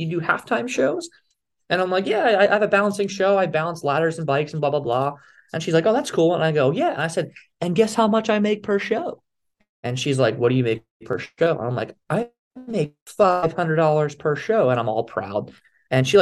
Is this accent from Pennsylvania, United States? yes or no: yes; Philadelphia, Pennsylvania, United States; moved away; I was originally from the Philadelphia area